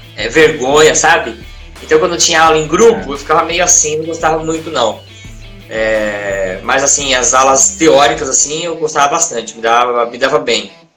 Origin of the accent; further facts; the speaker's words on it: Santos, São Paulo, Brazil; eu nasci em Santos, que é a cidade onde eu moro hoje, hoje aqui no litoral de São Paulo